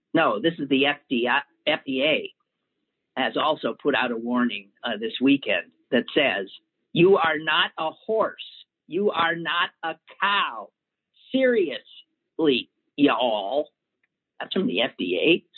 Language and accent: English; Wisconsin, United States; my home state of Wisconsin